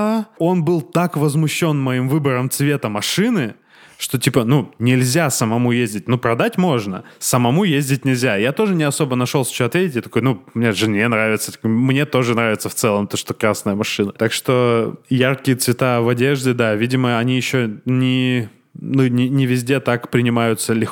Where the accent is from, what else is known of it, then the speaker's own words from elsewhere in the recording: Armenia; мы, э, а, армяне, вот э, любим черные, белые и серебристые в машинах.